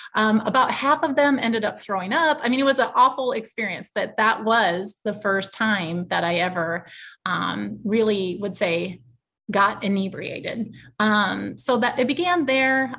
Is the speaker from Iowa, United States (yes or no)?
yes; Iowa, United States; I'm originally from Iowa, and I still live in Iowa